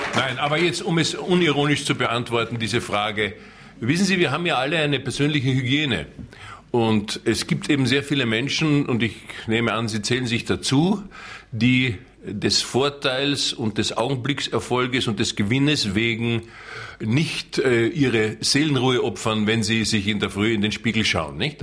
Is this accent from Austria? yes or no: yes; Austria; ich wollte natürlich als Österreicher